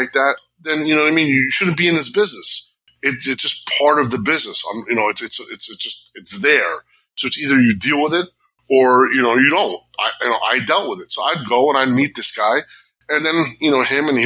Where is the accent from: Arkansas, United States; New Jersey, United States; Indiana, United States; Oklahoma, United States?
New Jersey, United States; Jersey City; I grew up in Jersey City. You know, I grew up with gangsters and all this other shit